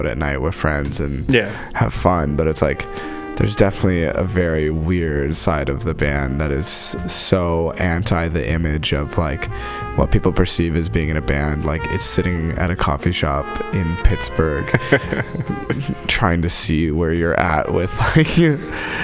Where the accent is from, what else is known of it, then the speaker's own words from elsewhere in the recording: Abbotsford, British Columbia, Canada; We're from Abbotsford, not Vancouver